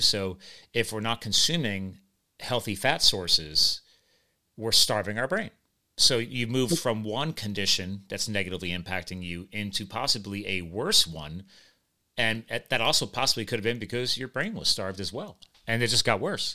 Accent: United States; I'm just an American, uh, a USA guy

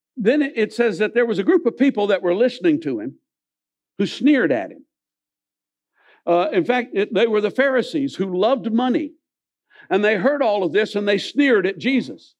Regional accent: Millersville, United States; I grew up in Millersville

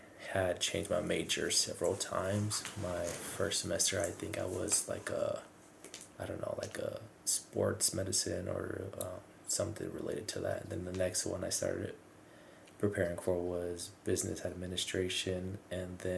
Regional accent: Mescalero, New Mexico, United States; moved away as an adult; now in Albuquerque, United States; my first part of growing up in Mescalero, I grew up in the Parma Loop subdivision.

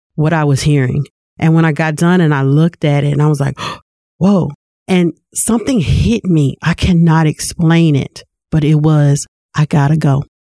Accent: Lewisville, Arkansas, United States; I was born and raised in Louisville, Arkansas.

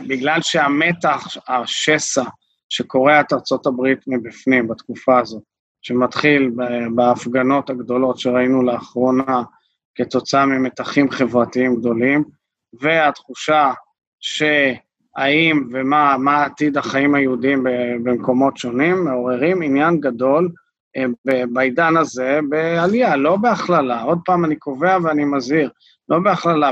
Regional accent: Israel; אנחנו כישראלים

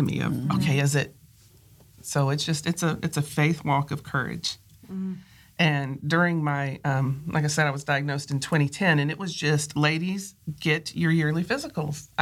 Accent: Michigan, United States; now in South Carolina, United States; I was raised in Michigan

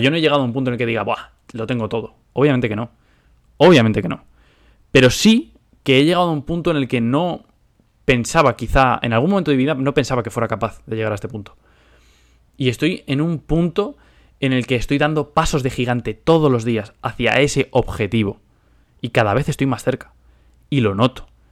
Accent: Spain; moved away as an adult; now in United States; soy español. Ahora vivo en Estados Unidos

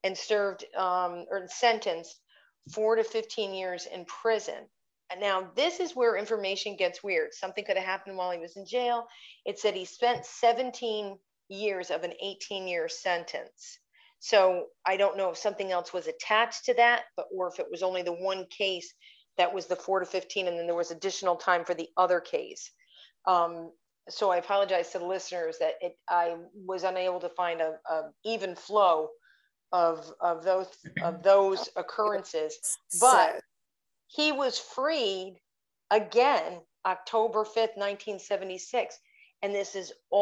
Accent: Schenectady, New York, United States; I grew up in Schenectady

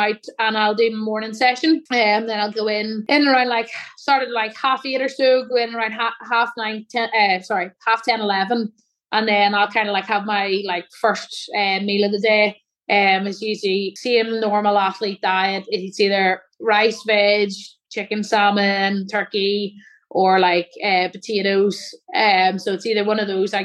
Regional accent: Newry, Northern Ireland, United Kingdom; where my hometown is, in Newry

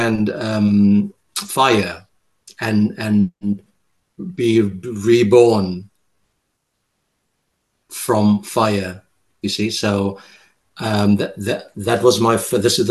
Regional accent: Cape Town, Western Cape, South Africa; first language Afrikaans; English is a second language; now in France; I'm bilingual, obviously, coming from Cape Town, South Africa.

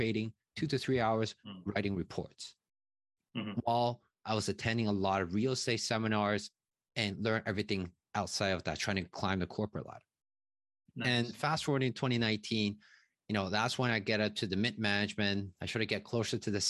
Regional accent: Taiwan; English is a second language; moved away as an adult; now in Toronto, Canada; I was born in Taiwan, a small country right beside China

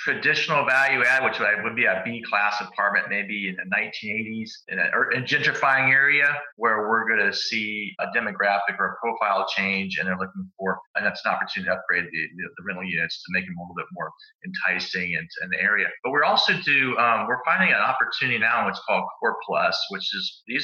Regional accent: Phoenix, Arizona, United States; I grew up in Phoenix, a big retirement community

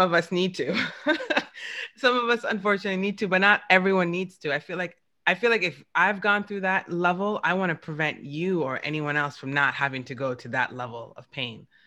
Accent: New York, United States; I'm from New York, and New Yorkers we just curse

